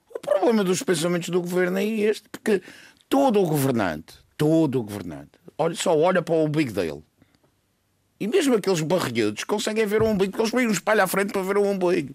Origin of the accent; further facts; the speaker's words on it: Madeira, Portugal; somos Madeirenses, vamos continuar a ser